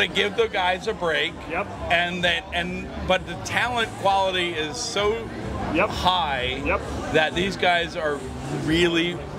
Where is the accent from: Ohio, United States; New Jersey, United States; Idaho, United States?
New Jersey, United States; Westfield; I'm from Westfield, New Jersey.